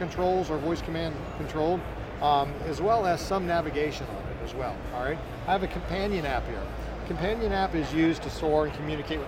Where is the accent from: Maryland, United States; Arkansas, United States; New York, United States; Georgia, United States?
Georgia, United States; Atlanta; I'm from Atlanta